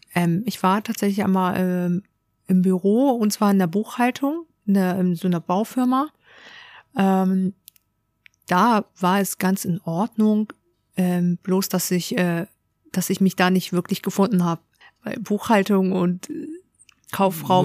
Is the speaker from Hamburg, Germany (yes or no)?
yes; Hamburg, Germany; Ich bin tatsächlich in Hamburg geboren. Hamburger Dern. Genau, richtig. Und auch ähm, hier aufgewachsen